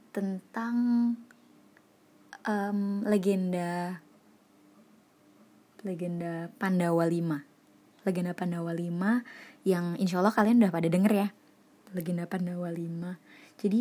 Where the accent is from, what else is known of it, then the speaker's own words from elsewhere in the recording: Surakarta, Central Java, Indonesia; Wow, saya sebagai orang Solo kayak wow, keren, Pol.